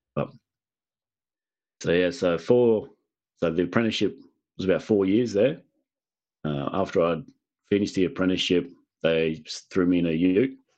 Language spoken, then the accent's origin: English; Illawarra, New South Wales, Australia; now in Queensland, Australia; originally, I'm from New South Wales, so the east, southern east coast of, of Australia. Um, I'm in Queensland now